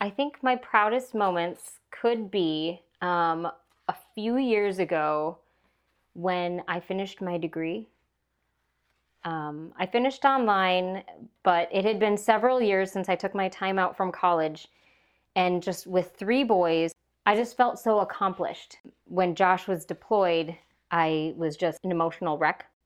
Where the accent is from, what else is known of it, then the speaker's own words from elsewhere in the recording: Minnesota, United States; I grew up on a small hobby farm in Minnesota.